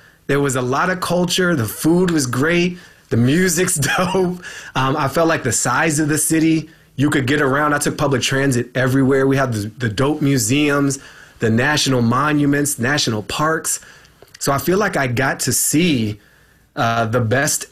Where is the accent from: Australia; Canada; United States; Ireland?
United States; Washington, District of Columbia; I was born in George Washington University Hospital